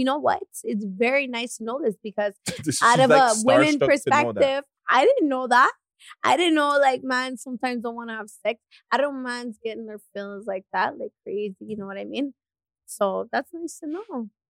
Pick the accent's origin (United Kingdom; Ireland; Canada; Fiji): Fiji; I'm black from Fiji